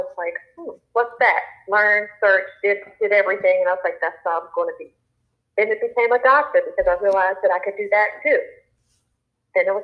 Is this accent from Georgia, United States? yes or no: yes; Columbus, Georgia, United States; moved away as an adult; now in Oahu, United States; I am from Columbus, Georgia, which is little old Georgia